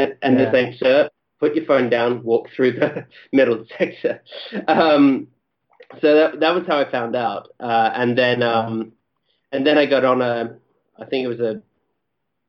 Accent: Perth, Western Australia, Australia; also born or lived in Melbourne; now in London, United Kingdom; I'm not from Melbourne originally, I'm from Perth originally.

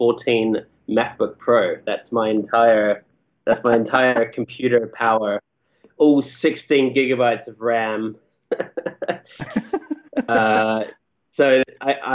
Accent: Perth, Western Australia, Australia; also born or lived in Melbourne; now in London, United Kingdom; I'm not from Melbourne originally, I'm from Perth originally.

